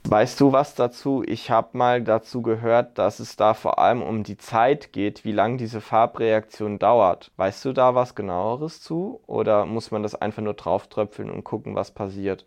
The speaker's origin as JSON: {"language": "German", "region": "southwest Germany", "country": "Germany", "said": "ich komme aus dem Südwesten."}